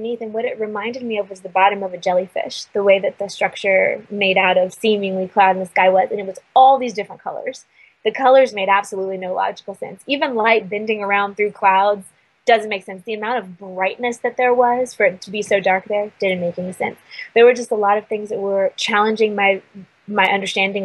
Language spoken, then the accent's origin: English; Virginia, United States; now in Sedona, United States; I grew up in Virginia